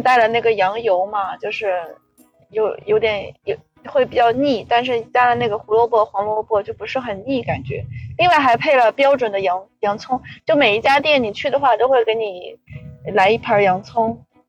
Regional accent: Bayannur, Inner Mongolia, China; 航井后旗吗？我们的老家。我们在我们老家

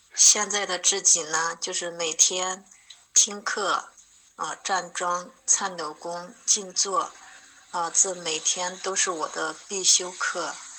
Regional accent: Hubei, China; 我是来自湖北的…

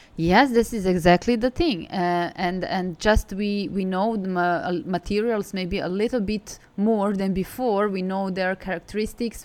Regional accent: Belgrade, Serbia; moved away as an adult; also born or lived in Milan; now in Hangzhou, China; I'm from Serbia. I'm from Belgrade.

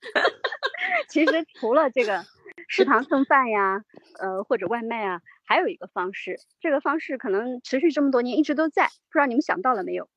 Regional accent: China; 我们中国人

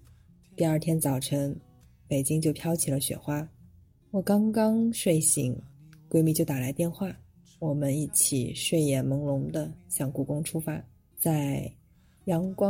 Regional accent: northern China, China; 还好我是北方人了，

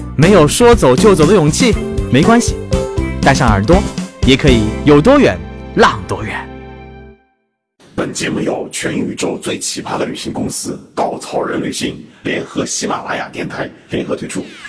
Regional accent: China; 我就回他，China

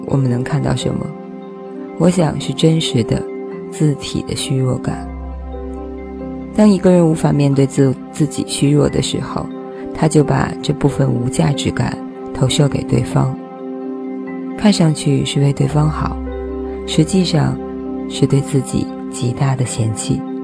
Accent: China; 这反映了我们中国人从原来到现在的情感生活面貌

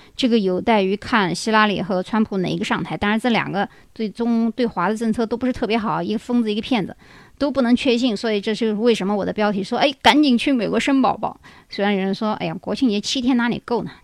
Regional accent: China; 我们中国人

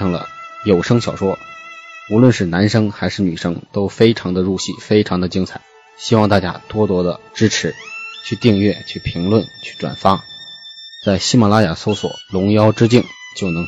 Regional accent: Hebei, China; 作为一个河北人呢，我从小就非常喜欢武侠故事，特别崇拜金庸。

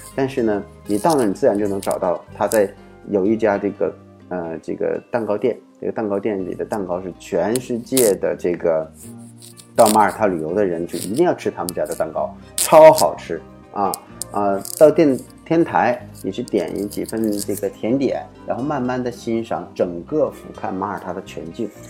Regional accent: China; 我们中国人

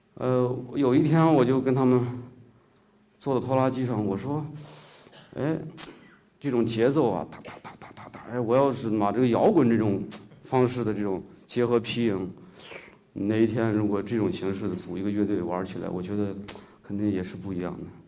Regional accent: Shaanxi, China; accent: Shaanxi dialect; first language Shaanxi dialect; now in Beijing, China; 我家也是，呃，内房土地的人，呃，从小在那个地儿长大

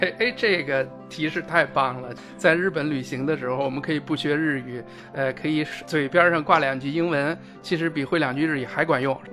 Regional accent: China; 我们中国人可能也不懂你说的那五句话，可能我们也对日语也非常地这个陌生

